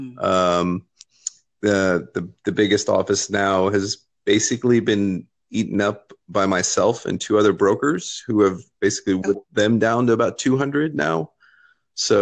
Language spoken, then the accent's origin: English; Lexington, Kentucky, United States; I am from Lexington, Kentucky. I own a large real estate brokerage here